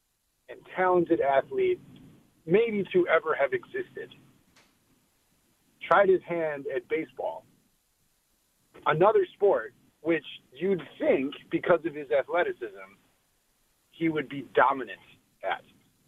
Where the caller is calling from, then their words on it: Fox River Grove, Illinois, United States; I'm calling from Chicago.